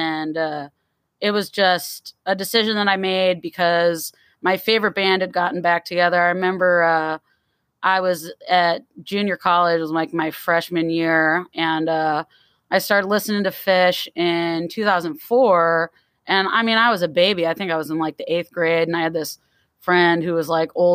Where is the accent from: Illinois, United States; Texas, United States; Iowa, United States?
Illinois, United States; Chicago; moved away; I grew up in Chicagoland